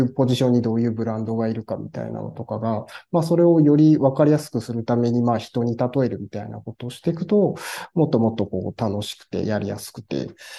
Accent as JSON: {"language": "Japanese", "region": "Iwate", "country": "Japan", "tie": "born or raised there", "also_born_or_lived": "Tokyo", "moved": "as an adult", "lives_now": "Morioka, Japan", "said": "岩手に戻ろうかなと思い始めた時に"}